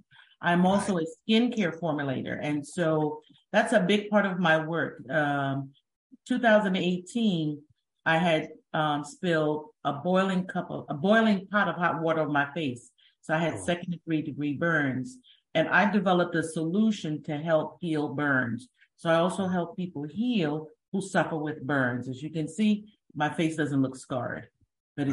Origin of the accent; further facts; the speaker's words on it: Great Neck, New York, United States; also born or lived in Germany; Well, number one, I'm from America, New York, but I was born in Germany. So I was by default, and my DNA has predestined me to be a traveler. So that's number one. I grew up in Long Island, Great Neck.